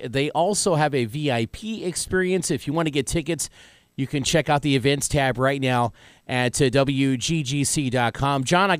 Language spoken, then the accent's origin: English; Evansville, Indiana, United States; also born or lived in Washington, Indiana; I grew up there till I was about 8, and then we moved to Evansville, Indiana.